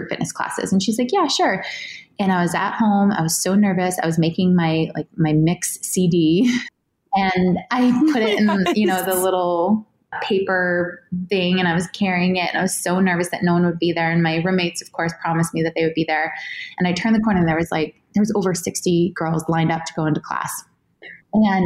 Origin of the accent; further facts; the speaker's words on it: New Hampshire, United States; I grew up in New Hampshire